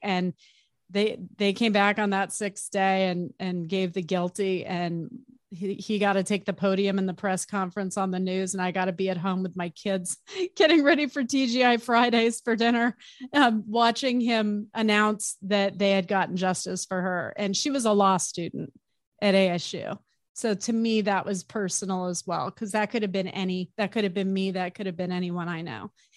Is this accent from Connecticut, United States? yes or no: no; Arizona, United States; I grew up in Arizona